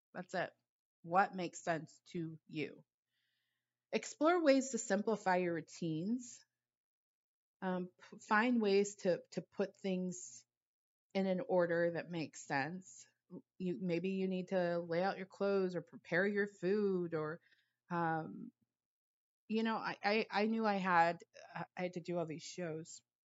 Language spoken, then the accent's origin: English; Los Angeles, California, United States; I grew up in Los Angeles